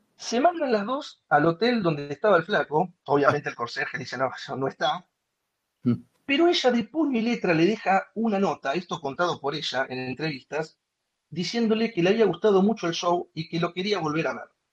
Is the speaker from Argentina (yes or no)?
yes; Buenos Aires, Argentina; como argentino, como porteño, esto me identifica, esto es como que está escrito para mi cultura.